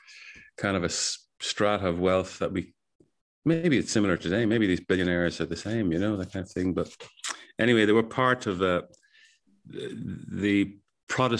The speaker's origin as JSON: {"language": "English", "country": "Ireland", "said": "as Irish people"}